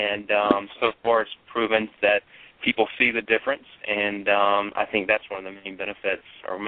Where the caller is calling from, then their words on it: Columbia, South Carolina, United States; Our corporate office is in Charleston, South Carolina, but I'm actually over in Columbia, South Carolina today meeting with a potential area developer for Charlotte.